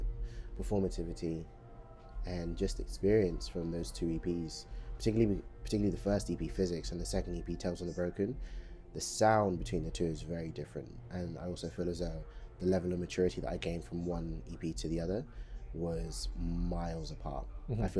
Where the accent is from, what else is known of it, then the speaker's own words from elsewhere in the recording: London, United Kingdom; also born or lived in Democratic Republic of the Congo; most of what I remember growing up has been the UK, has been London.